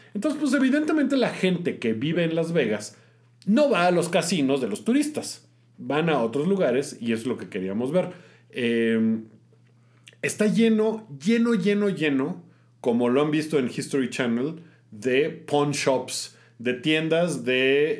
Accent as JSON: {"language": "Spanish", "country": "Mexico", "said": "soy mexicano"}